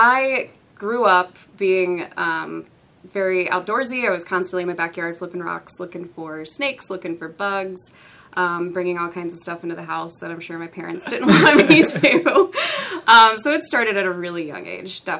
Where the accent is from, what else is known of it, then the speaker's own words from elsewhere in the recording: Cincinnati, Ohio, United States; I am from Cincinnati, born and raised